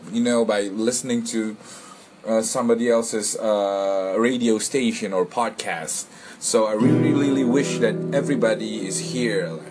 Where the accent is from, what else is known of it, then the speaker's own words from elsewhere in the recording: Indonesia; I'm from Indonesia.